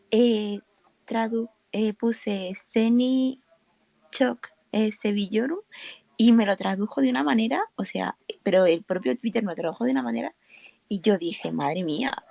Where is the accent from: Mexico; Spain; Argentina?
Spain; also born or lived in Peru; llevo aquí en España desde que tengo seis años.